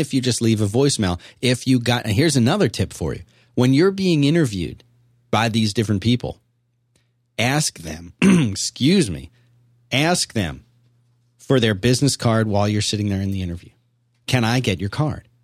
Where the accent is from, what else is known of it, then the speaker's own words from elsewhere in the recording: Philadelphia, Pennsylvania, United States; I grew up in Philadelphia